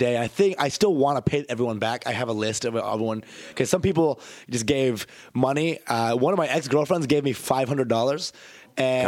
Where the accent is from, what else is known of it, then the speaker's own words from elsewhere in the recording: Plano, Texas, United States; So Plano is a suburb of Dallas. I'm from Plano